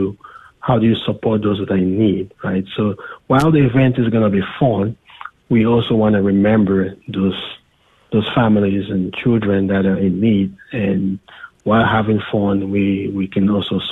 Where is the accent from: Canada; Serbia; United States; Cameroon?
Cameroon; moved away; from Cameroon, my home country